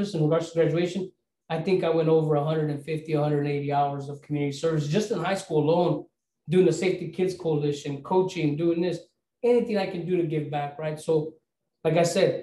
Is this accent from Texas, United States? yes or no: no; Castroville, California, United States; I grew up in Castroville